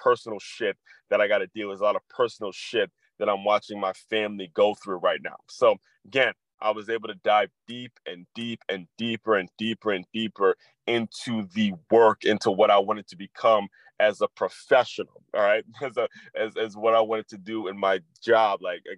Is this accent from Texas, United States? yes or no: no; Silver Spring, Maryland, United States; the house I grew up in Silver Spring, Maryland